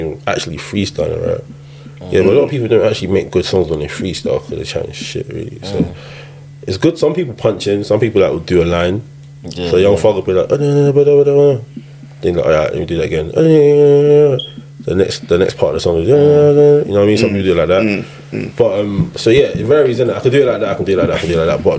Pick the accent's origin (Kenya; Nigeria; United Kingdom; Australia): Nigeria; moved away; I'm Nigerian